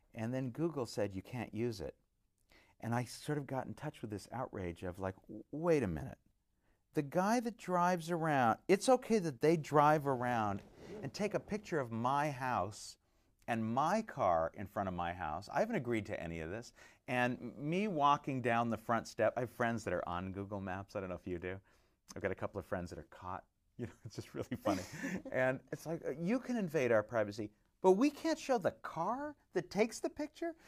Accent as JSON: {"language": "English", "area": "Orange County", "region": "California", "country": "United States", "tie": "born or raised there", "said": "growing up in Orange County"}